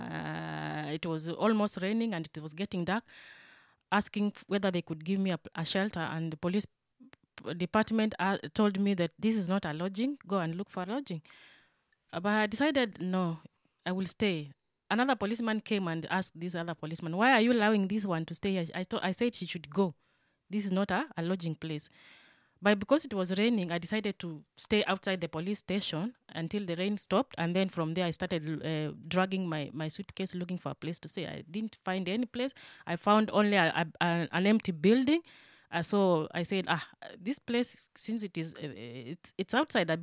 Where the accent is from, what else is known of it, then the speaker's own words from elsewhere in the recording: Kenya; moved away as an adult; now in Germany; I am from Kenya. I have been in Germany for the last 3 years.